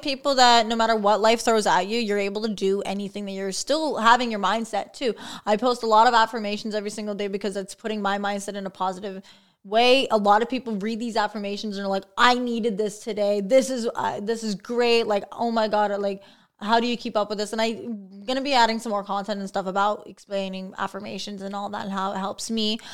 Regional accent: St. Catharines, Ontario, Canada; born and raised in Saint Catharines, actually.

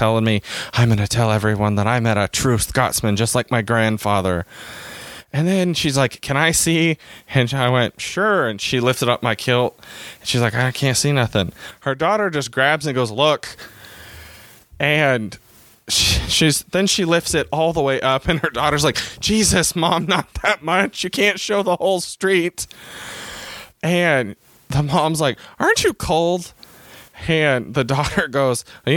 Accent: United States; I'm from America

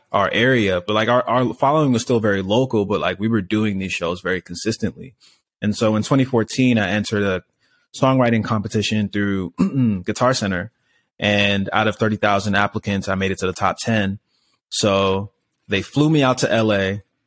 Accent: Laurel, Maryland, United States; moved away as an adult; also born or lived in Orange County / Hollywood; now in Los Angeles, United States; I grew up in a town called Laurel, Maryland

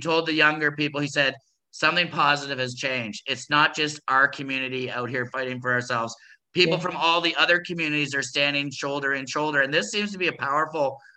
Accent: Kitchener-Waterloo, Ontario, Canada; I grew up in Kitchener-Waterloo, an hour west of Toronto

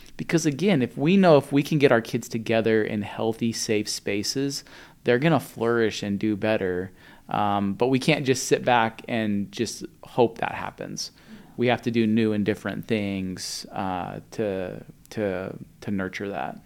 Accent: Spokane, Washington, United States; I grew up in Spokane

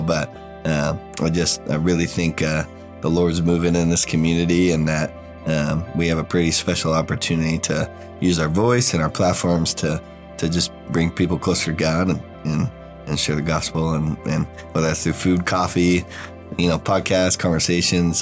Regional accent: Oregon, United States; moved away as an adult; now in Waco, United States; I'm from Oregon originally

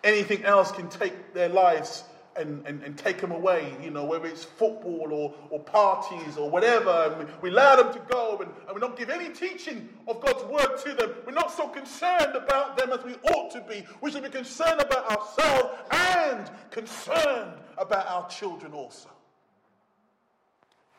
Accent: United Kingdom; we're British

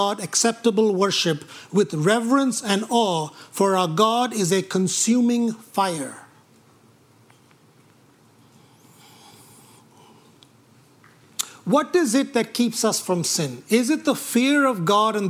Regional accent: India; moved away; When I grew up in India

